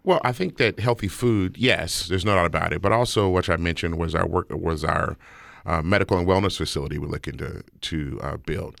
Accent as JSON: {"language": "English", "town": "Las Vegas", "region": "Nevada", "country": "United States", "tie": "born or raised there", "said": "I'm born and raised in Las Vegas. I'm born and raised in the historic West Side. I live in the house I grew up in."}